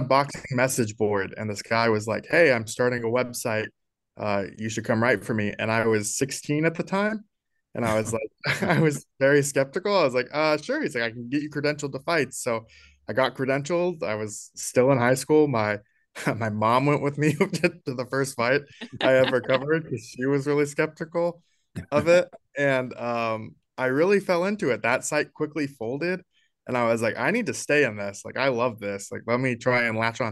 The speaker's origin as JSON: {"language": "English", "town": "Naperville", "region": "Illinois", "country": "United States", "tie": "born or raised there", "also_born_or_lived": "Colorado", "moved": "as an adult", "said": "I'm from Illinois, actually. Uh, I'm from Naperville, Illinois, which is Sean Payton's hometown"}